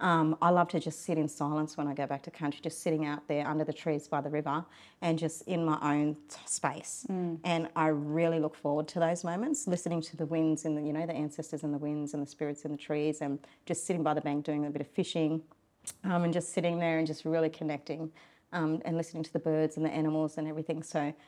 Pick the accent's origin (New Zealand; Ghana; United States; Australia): Australia; Sydney, New South Wales; we do still practice our cultural law and our cultural customs mm-hmm. Growing up in Sydney.